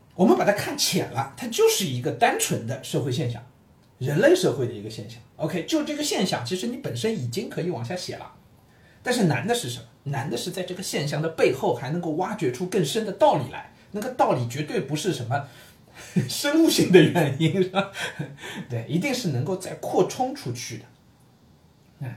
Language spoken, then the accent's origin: Chinese; Shanghai, China; 身为上海人